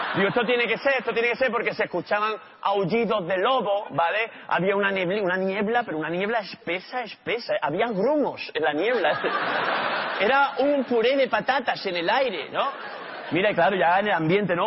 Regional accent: Málaga, Andalusia, Spain; yo soy de Málaga

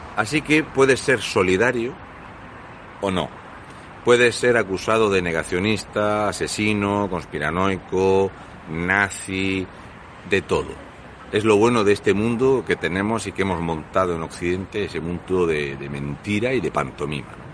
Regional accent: Fuente Álamo, Region of Murcia, Spain; en mi pueblo, de toda la vida

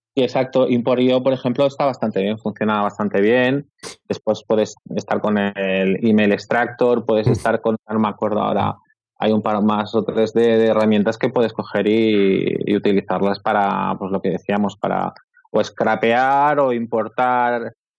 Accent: Barcelona, Catalonia, Spain; Yo soy de Barcelona

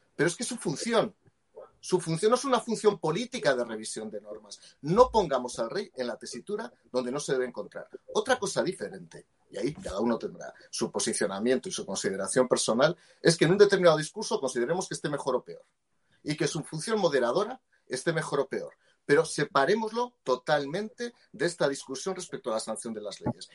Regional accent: Aragon, Spain; yo, que soy aragonés, franco y directo

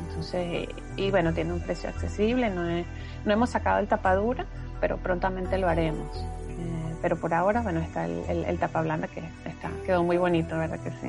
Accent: Venezuela; moved away; somos venezolanos, que estamos regados por todas partes del mundo

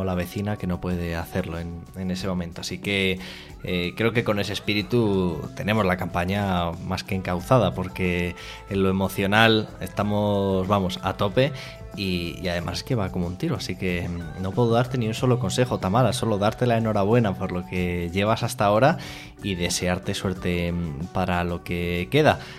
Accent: Fuenlabrada, Community of Madrid, Spain; yo soy de Fuenlabrada, por ahí por

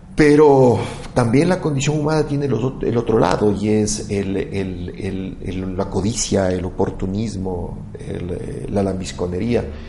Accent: Quito, Pichincha, Ecuador; como quiteño

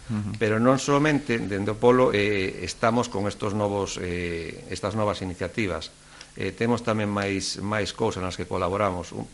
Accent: Mugardos, Galicia, Spain; moved away as an adult; now in Ribadeo, Spain; Eu son de Mugardos

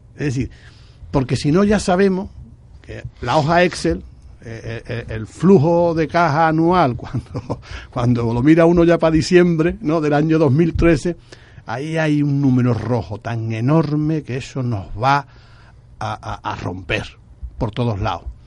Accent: La Línea de la Concepción, Andalusia, Spain; mi pueblo, por el bien de mi gente

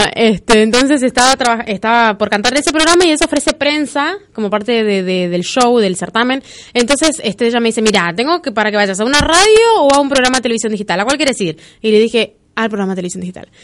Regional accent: Chaco, Argentina; moved away as an adult; now in Lanús, Argentina; Yo soy del Chaco.

